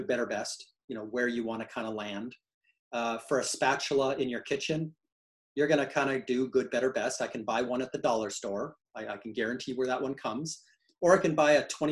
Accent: Canada; now in United States; I'm a Canadian and now a US citizen

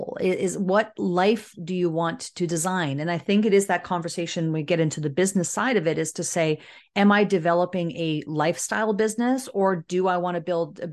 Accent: Canada; also born or lived in Southern Ontario; As a Canadian

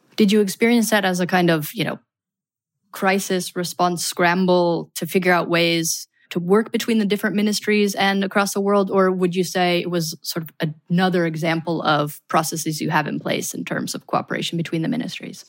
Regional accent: Michigan, United States; I'm from Michigan, for example, which is one of the harder hit regions in the United States

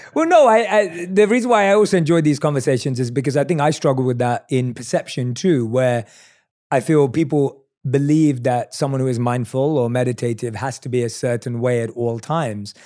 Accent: London, United Kingdom; I'm a kid from London. Like, I didn't grow up with lots of comforts

